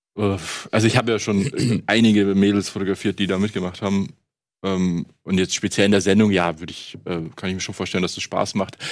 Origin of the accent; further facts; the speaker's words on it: Munich, Bavaria, Germany; ich komme ja aus München